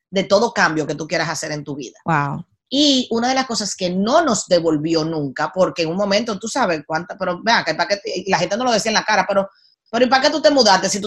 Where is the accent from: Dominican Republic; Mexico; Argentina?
Dominican Republic; moved away; yo soy de la isla más linda del mundo. O sea, eso no me quita lo dominicana en ese momento